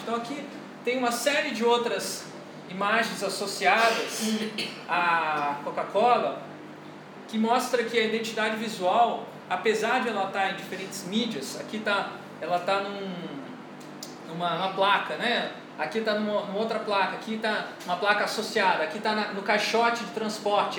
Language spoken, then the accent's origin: Portuguese; Rio de Janeiro, Brazil; eu sou carioca